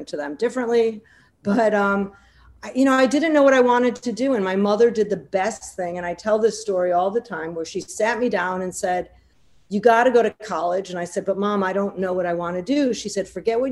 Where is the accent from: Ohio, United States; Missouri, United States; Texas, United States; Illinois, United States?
Illinois, United States; Wilmette; moved away as an adult; also born or lived in New York; I grew up in Chicago, actually the suburbs of Chicago, a small town called Wilmette, went to New Trier High School